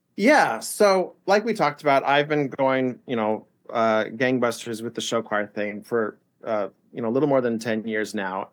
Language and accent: English; Indianapolis, Indiana, United States; moved away as an adult; now in Nashville, United States; I grew up in Indianapolis